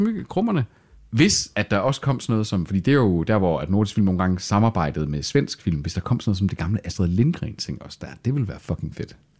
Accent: Salling, Central Denmark Region, Denmark; vi er jo ikke midtjyder. Vi er heller ikke rigtig vestjyder. Vi, vi er jo salingenser

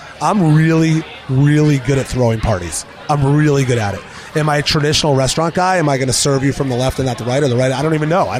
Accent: New Jersey, United States; moved away as an adult; also born or lived in New York City / Pennsylvania; now in Charleston, United States; I'm a New York, New Jersey guy. I grew up in North Jersey

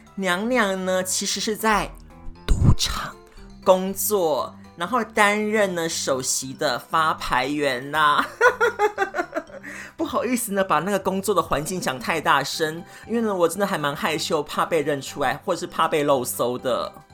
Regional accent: Kaohsiung, Taiwan; moved away as an adult; now in Brisbane, Australia; 我来自台湾南部的高雄打狗区，那我现在呢，住在南半球的澳洲，就是有阳光支撑支撑的布里斯本

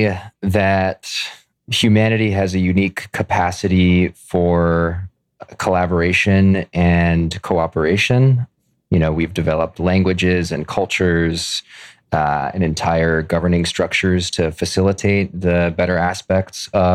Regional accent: Oakland, California, United States; also born or lived in Canada / United Kingdom; I grew up in Oakland, California

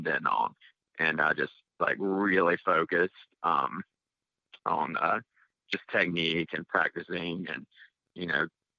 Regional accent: North Carolina, United States; moved away as an adult; also born or lived in East Tennessee; now in Nashville, United States; I'm from North Carolina

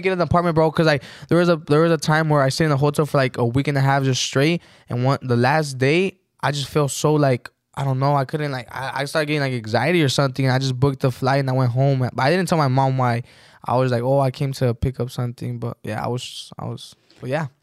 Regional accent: Texas, United States; moved away as an adult; also born or lived in Mexico; we moved back to Texas, and we got a house there. And, yeah, that's where I grew up in Texas. I finished high school.

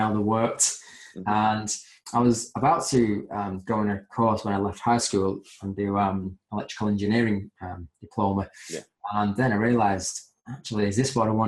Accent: Manchester, North West England, United Kingdom; born and bred in Manchester

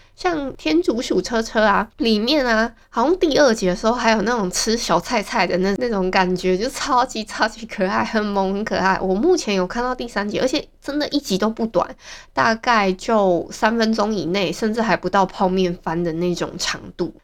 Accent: Hualien County, Taiwan; 像我们花莲人很多都是用爱情国小

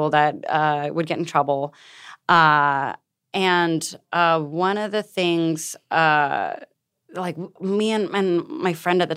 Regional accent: San Leandro, California, United States; also born or lived in Castro Valley; I grew up in the San Leandro, Castro Valley area, which are small towns outside of like Oakland, Berkeley, up in the California

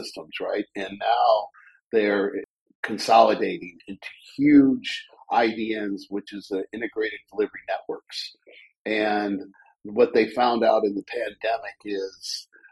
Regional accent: Mentor, Ohio, United States; also born or lived in Cleveland, Ohio; now in Columbus, United States; I'm from Cleveland, Ohio, a little town of Mentor, Ohio, right on Lake Erie. And I went to Lake Catholic Mentor High School

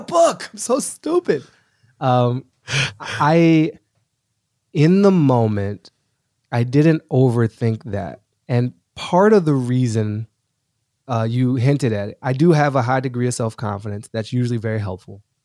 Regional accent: Washington, District of Columbia, United States; moved away as an adult; also born or lived in Boston / New York City; now in Los Angeles, United States; I'm an East Coaster through and through. So I grew up in Washington D.C.

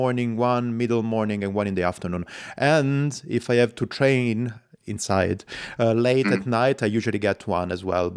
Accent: Calabria, Italy; now in Zurich, Switzerland; I come from Calabria, the south of Italy, and the southern part of Calabria.

